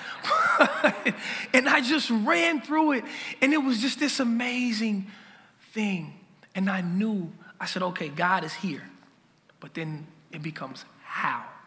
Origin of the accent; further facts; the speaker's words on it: Minneapolis, Minnesota, United States; I'm from Lake Street. Um, that's where I grew up